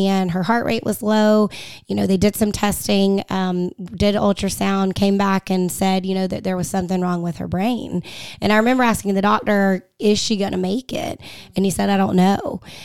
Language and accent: English; Gainesville, Georgia, United States; I am from Hall County, from Gainesville, Georgia, born and raised. I grew up there